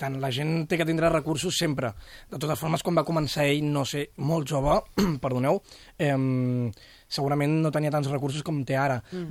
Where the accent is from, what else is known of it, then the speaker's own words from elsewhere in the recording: Cadaqués, Catalonia, Spain; Jo vinc de Cadaqués, és un poble molt turístic